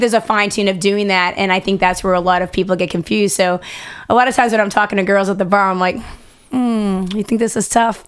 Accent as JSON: {"language": "English", "town": "Boston", "region": "Massachusetts", "country": "United States", "tie": "born or raised there", "said": "growing up in Boston, a mom, wife"}